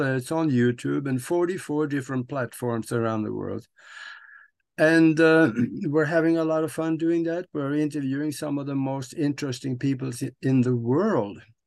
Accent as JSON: {"language": "English", "country": "Norway", "tie": "born or raised there", "moved": "as an adult", "lives_now": "United States", "said": "I am living in the United States of America right now, but I was born and raised in Norway"}